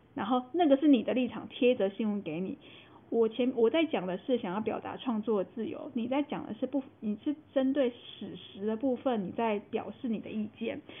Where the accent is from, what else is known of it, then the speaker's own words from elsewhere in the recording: Taiwan; 我们台湾人有一部分人还先帮日本打完仗了